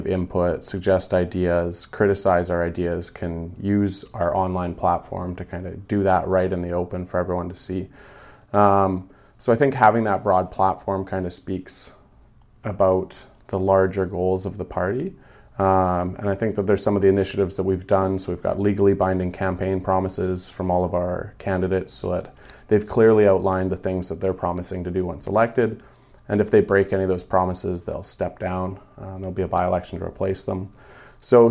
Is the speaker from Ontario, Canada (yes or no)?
no; British Columbia, Canada; we as British Columbians